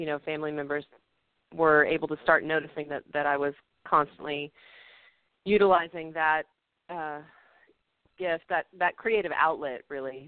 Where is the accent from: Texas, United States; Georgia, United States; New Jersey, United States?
Texas, United States; Littlefield; I was born in Littlefield, Texas